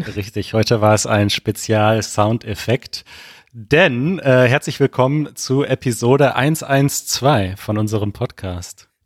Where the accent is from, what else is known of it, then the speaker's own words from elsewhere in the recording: Germany; als Deutscher